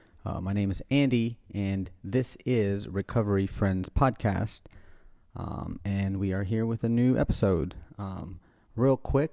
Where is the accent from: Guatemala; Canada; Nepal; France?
Guatemala; now in New Orleans, United States; I'm from Guatemala originally, yeah. So I grew up eating tamales.